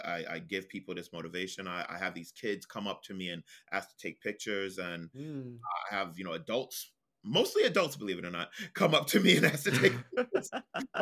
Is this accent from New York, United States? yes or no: yes; New York City, New York, United States; I am a New Yorker, from Brooklyn, born and raised